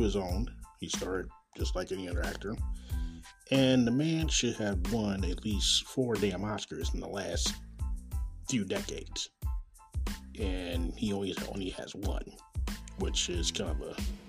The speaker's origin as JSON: {"language": "English", "town": "Kansas City", "region": "Missouri", "country": "United States", "tie": "born or raised there", "said": "Coming live and direct from Kansas City, Missouri, my hometown."}